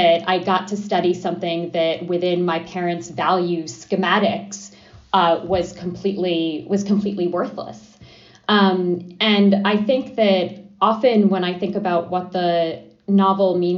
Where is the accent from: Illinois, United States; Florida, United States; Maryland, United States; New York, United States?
New York, United States; New York City; also born or lived in Adana, Turkey; I was four when we moved to Brooklyn, and I was very much raised with this